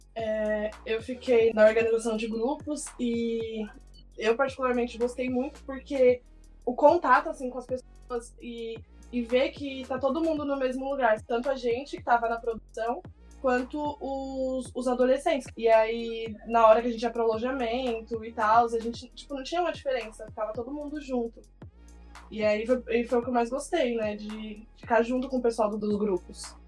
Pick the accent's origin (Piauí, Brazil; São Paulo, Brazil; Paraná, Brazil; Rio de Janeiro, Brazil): São Paulo, Brazil; Santo André; sou de Santo André também